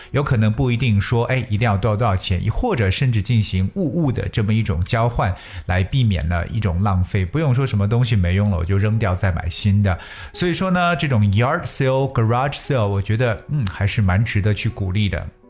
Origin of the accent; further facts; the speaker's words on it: China; 我们中国人